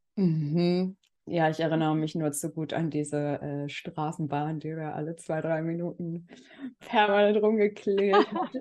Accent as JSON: {"language": "German", "country": "Germany", "tie": "born or raised there", "also_born_or_lived": "Berlin", "moved": "as an adult", "said": "ich bin ja auch in Berlin geboren, aber durfte dann Gott sei Dank eine sehr lange Zeit ähm, auf dem Land aufwachsen, ähm, bis ich 20 war"}